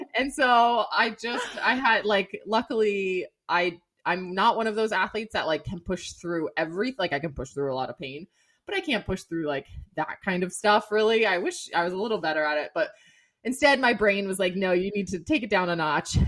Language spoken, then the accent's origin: English; Severna Park, Maryland, United States; moved away; I grew up in Severna Park, Maryland